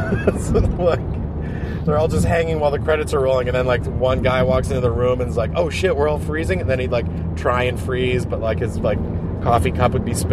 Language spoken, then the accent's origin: English; Hyannis, Massachusetts, United States; moved away as an adult; now in Los Angeles, United States; coming over the bridge back to Cape Cod, Massachusetts, where is my hometown